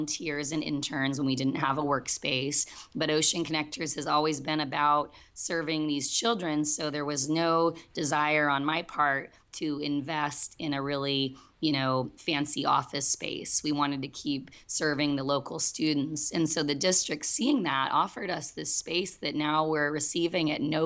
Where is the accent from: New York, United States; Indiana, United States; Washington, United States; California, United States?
California, United States; Southern; I grew up playing outside in Southern California